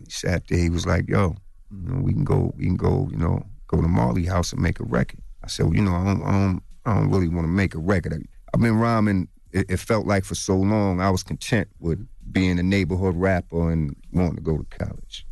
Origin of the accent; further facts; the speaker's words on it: Long Island, New York, United States; I'm from Long Island